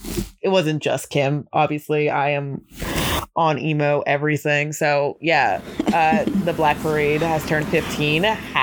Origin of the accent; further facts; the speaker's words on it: Montgomery, New York, United States; Shout out to Montgomery, New York. Not really my home, whatever, who cares. I went to school in Montgomery, New York.